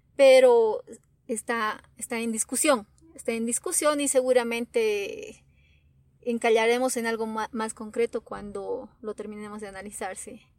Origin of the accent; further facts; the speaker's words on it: Bolivia; como bolivianos